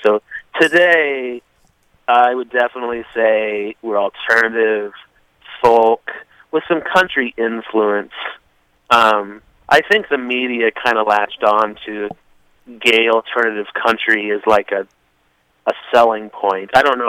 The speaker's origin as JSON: {"language": "English", "town": "Evansville", "region": "Indiana", "country": "United States", "tie": "born or raised there", "moved": "as an adult", "lives_now": "Nashville, United States", "said": "I grew up in Evansville, Indiana"}